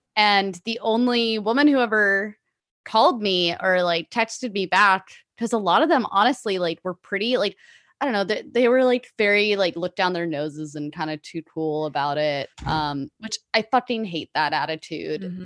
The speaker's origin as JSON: {"language": "English", "town": "Pasadena", "region": "California", "country": "United States", "tie": "born or raised there", "said": "born and raised in Pasadena in Los Angeles"}